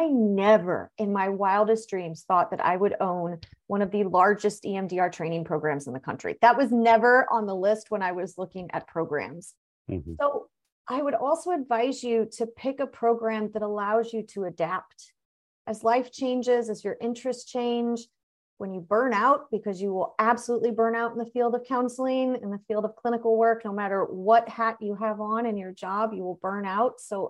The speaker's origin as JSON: {"language": "English", "region": "Missouri", "country": "United States", "tie": "born or raised there", "said": "I mean, I grew up in Missouri. So I had lived in, you know, Missouri for 23, 24 years at that point."}